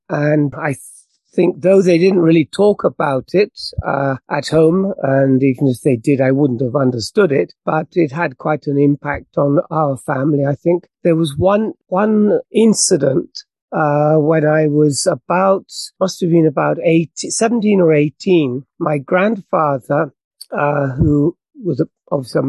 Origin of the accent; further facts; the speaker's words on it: England, United Kingdom; accent: British; moved away as an adult; now in Japan; So as you can tell from my accent, I'm British. I left England when I was 20 to come to Japan.